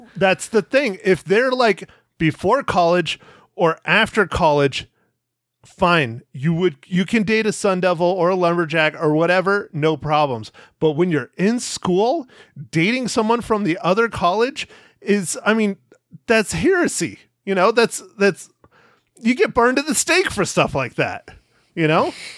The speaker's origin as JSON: {"language": "English", "region": "Arizona", "country": "United States", "tie": "born or raised there", "said": "being in Arizona in my hometown"}